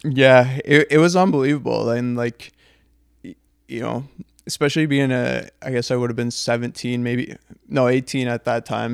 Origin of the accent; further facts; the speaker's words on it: Canada; we're Canadian